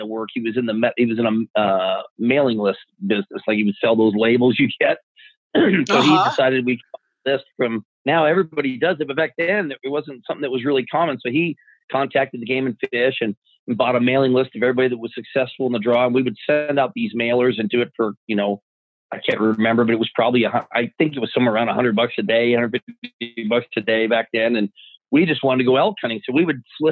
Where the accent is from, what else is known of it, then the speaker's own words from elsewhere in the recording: Arizona, United States; growing up in Arizona